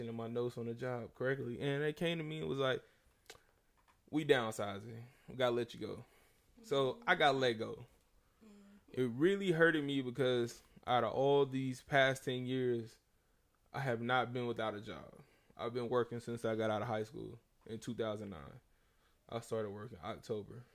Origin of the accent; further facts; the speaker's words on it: the South, United States; I'm from the South.